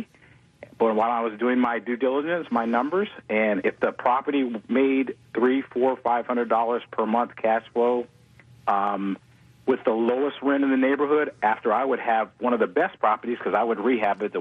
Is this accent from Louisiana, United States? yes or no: yes; New Orleans, Louisiana, United States; now in Houston, United States; I'm from New Orleans